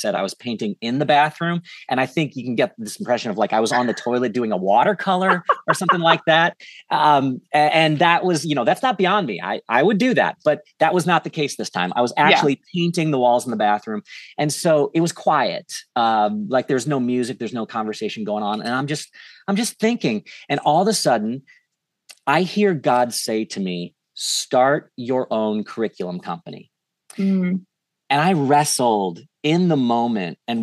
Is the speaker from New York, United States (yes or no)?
no; St. Louis, Missouri, United States; moved away as an adult; moved back to St. Louis, which is where I'm at now. It's my hometown